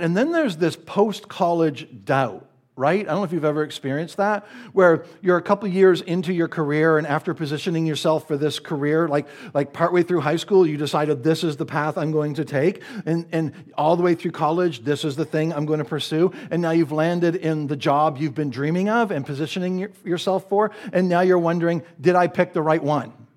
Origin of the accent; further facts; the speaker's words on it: rural Nova Scotia, Canada; moved away; also born or lived in Dallas area, Texas / Anchorage, Alaska; as a Canadian immigrant from rural Nova Scotia